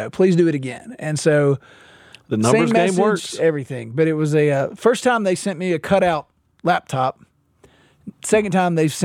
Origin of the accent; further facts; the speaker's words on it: Mississippi, United States; So I should have said I'm from Mississippi